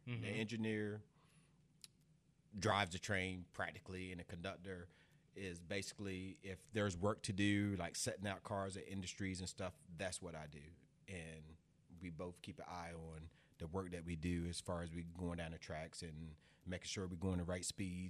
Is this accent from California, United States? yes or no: no; Eastern Shore of Maryland, United States; moved away as an adult; also born or lived in Cleveland, Tennessee; now in Oklahoma, United States; I'm originally from Maryland, the Eastern Shore of Maryland, which is about 2 hours south of Baltimore across the Chesapeake Bay Bridge. I moved to Oklahoma in 2007.